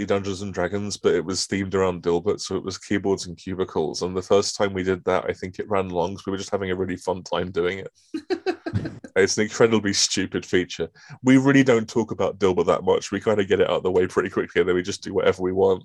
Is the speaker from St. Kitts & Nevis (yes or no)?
no; United Kingdom; I'm British